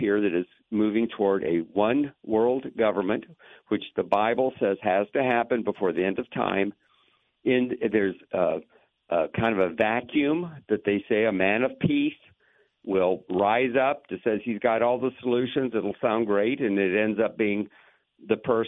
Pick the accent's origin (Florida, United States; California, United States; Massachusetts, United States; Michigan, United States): Florida, United States; Lakeland; I grew up in Lakeland